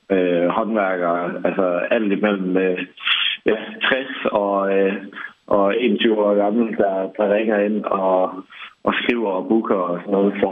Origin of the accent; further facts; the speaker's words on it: Bramming, Southern Denmark, Denmark; moved away as an adult; also born or lived in England / Sydney, Australia; Nu er jeg jo selv opvokset i, i Bramming og har haft en fantastisk barndom der, men øhm, altså, det gør bare noget andet at se noget andet. Altså, jeg flyttede direkte fra Bramming øh, hjem fra, fra mor af øh, ned til, til Sydney med 5 millioner indbyggere.